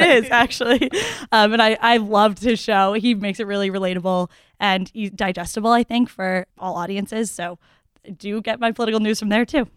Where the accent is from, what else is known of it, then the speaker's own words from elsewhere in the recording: Newton, Massachusetts, United States; I'm from Newton, Massachusetts